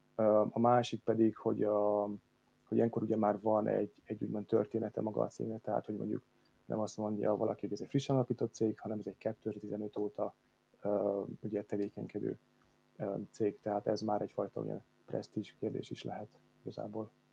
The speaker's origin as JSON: {"language": "Hungarian", "country": "Hungary", "moved": "as an adult", "lives_now": "England, United Kingdom"}